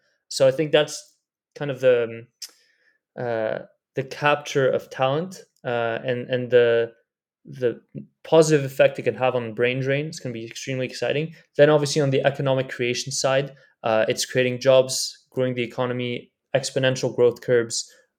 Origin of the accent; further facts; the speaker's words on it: Pakistan; now in United States; I'm a Pakistani guy working in Silicon Valley, and in the same afternoon I can invest in three Pakistani startups seed round